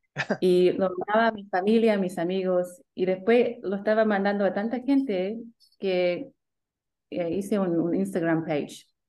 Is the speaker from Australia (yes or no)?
yes; Sydney, New South Wales, Australia; accent: Australian; mis papás son chilenos, llegaron aquí en 85 con mis hermanos y yo nací aquí en Sydney con mi hermana